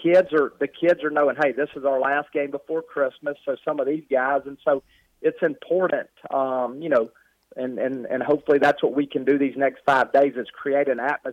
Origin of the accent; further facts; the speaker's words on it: the South, United States; moved away; I'm from the South. In the South, it's all football down there.